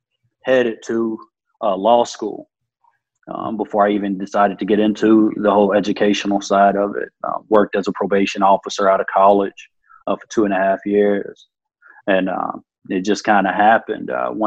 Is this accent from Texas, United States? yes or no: yes; Midland, Texas, United States; moved away; also born or lived in Chicago / Detroit / Buffalo; I grew up in Midland, Texas. Grew up, born, raised Midland, Texas. I had a chance to kind of move all over the place a little bit, live in places, Chicago, Detroit, Buffalo.